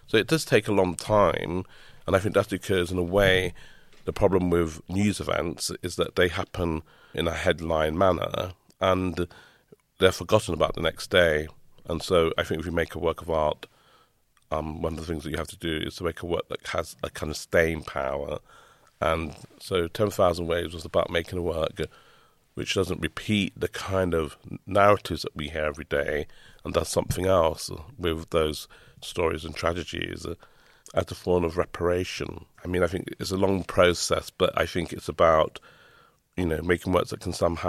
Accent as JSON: {"language": "English", "region": "London", "country": "United Kingdom", "tie": "born or raised there", "said": "growing up in the East End"}